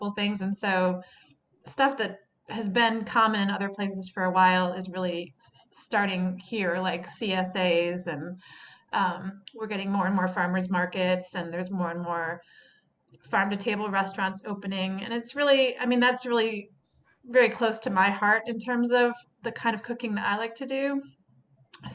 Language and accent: English; Chicago, Illinois, United States; also born or lived in Berkeley; now in Kentucky, United States; I didn't grow up in Kentucky, didn't grow up in the South. I grew up in Chicago